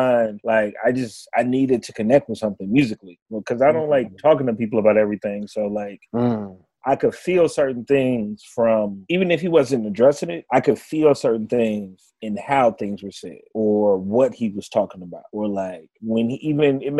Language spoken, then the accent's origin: English; Chicago, Illinois, United States; I'm from Chicago